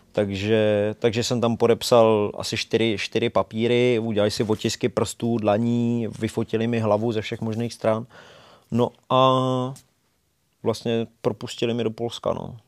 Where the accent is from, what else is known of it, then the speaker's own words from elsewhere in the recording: Bohemia, Czechia; jsem z Čech